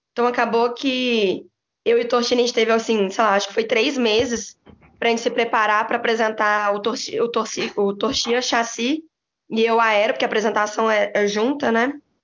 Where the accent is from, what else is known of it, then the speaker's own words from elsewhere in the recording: Belo Horizonte, Minas Gerais, Brazil; moved away as an adult; now in São Paulo, Brazil; sou de Belo Horizonte